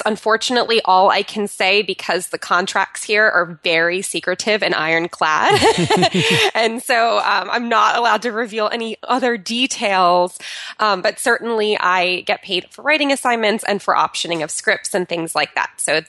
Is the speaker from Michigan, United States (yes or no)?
no; New Jersey, United States; now in California, United States; in between moving from my hometown of New Jersey to moving out to California, my husband and I lived in an Airstream trailer.